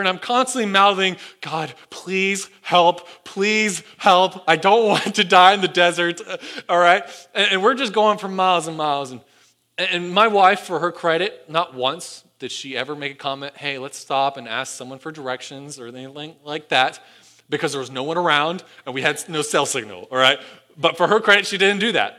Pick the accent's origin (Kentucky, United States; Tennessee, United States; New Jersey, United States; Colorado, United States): Tennessee, United States; Sevierville; moved away; I grew up in the Smoky Mountains and Sevierville, Gallenberg, Pigeon Forge